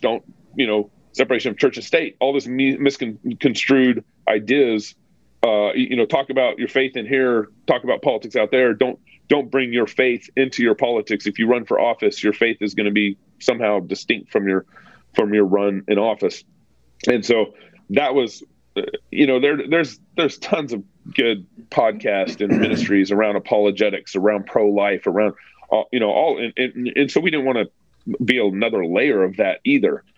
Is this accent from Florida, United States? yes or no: no; Texas, United States; moved away as an adult; also born or lived in California; now in Moscow, Idaho, United States; growing up in Texas, you don't really, at least the everyone's a Christian in Texas